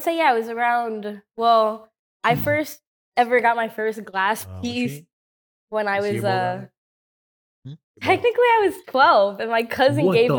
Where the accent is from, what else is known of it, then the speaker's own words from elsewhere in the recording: Houston, Texas, United States; That is true. I'm from